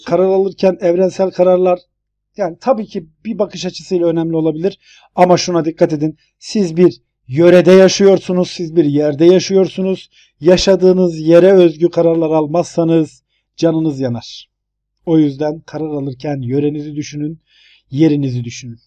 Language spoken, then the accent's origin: Turkish; Turkey; now in United States; bir Türkiye'li olarak